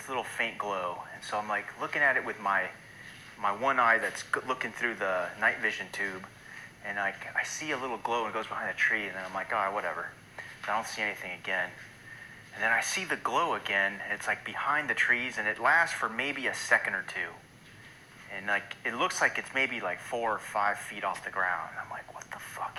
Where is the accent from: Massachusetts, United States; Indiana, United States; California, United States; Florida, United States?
California, United States; Los Angeles; moved away as an adult; I'm from Los Angeles originally. I grew up in a suburb of Los Angeles County, beach kid.